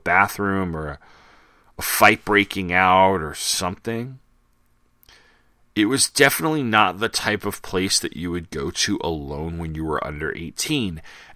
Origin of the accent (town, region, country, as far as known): Sayville, New York, United States; born or raised there